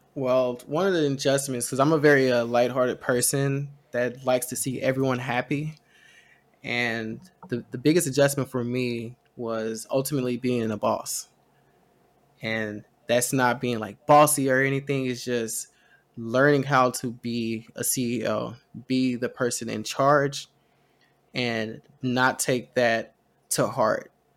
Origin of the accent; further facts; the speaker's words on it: Texas, United States; We're Texan